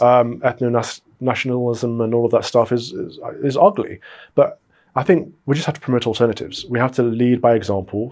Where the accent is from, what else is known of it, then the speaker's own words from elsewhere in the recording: United Kingdom; We're all British